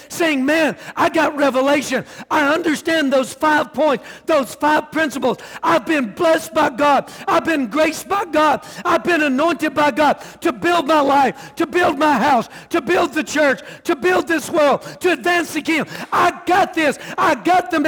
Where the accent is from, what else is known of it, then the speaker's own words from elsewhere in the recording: the South, United States; I'm from the South